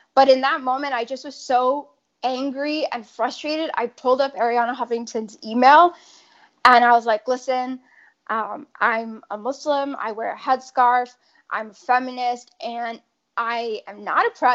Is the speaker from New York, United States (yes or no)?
yes; upstate New York, United States; moved away; also born or lived in Boston area; growing up at the time, I was in upstate New York, we later moved